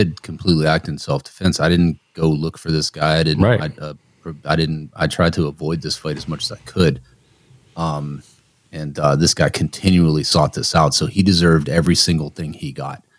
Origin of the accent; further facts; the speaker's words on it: Youngstown, Ohio, United States; I'm from Youngstown, so that was Youngstown Warren area